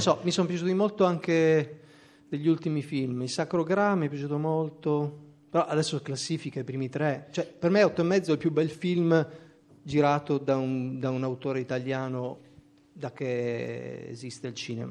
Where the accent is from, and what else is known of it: Trieste, Friuli-Venezia Giulia, Italy; moved away; also born or lived in Pordenone